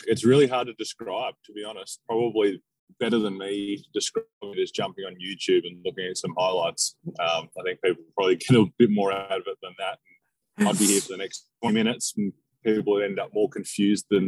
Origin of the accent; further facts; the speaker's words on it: Devonport, Tasmania, Australia; now in Melbourne, Australia; I grew up in Tasmania, in the north of Tasmania, so Devonport.